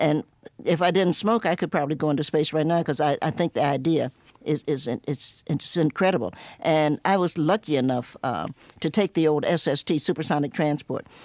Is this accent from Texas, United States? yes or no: no; Cincinnati, Ohio, United States; also born or lived in Knoxville, Tennessee / New York; now in Roanoke, United States; I was born in Knoxville, Tennessee, grew up in Cincinnati